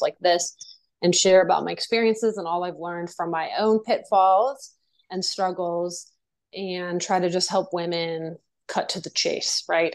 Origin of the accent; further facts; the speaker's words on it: Virginia, United States; moved away as an adult; also born or lived in Japan / New York; I did ballet, tap, and jazz, and horseback riding and stuff like that growing up in Virginia